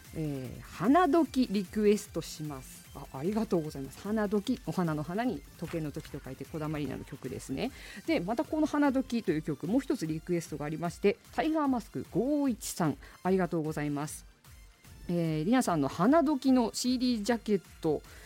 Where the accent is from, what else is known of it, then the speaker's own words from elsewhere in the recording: Asahikawa, Hokkaido, Japan; 旭川出身